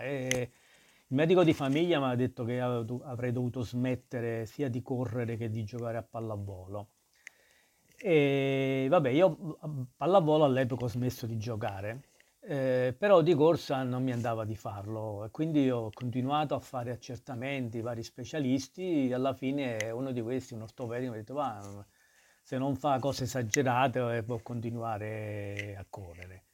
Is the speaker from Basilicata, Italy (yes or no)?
no; Naples, Campania, Italy; moved away as an adult; now in Milan, Italy; crescere a Napoli, io sono cresciuto per la strada